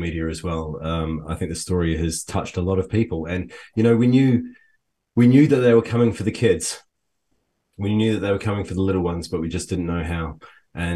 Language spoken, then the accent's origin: English; New Zealand; now in United Kingdom; I'm also from New Zealand